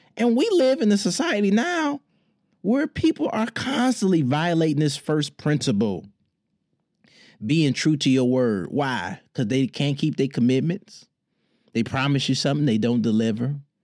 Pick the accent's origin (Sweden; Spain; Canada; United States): United States; Detroit, Michigan; in my hometown, Detroit